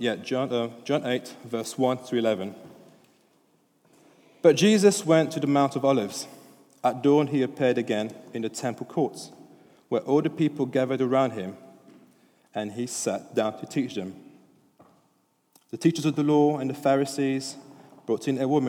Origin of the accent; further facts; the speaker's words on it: France; English is a second language; now in United Kingdom; I'm French. English isn't my first language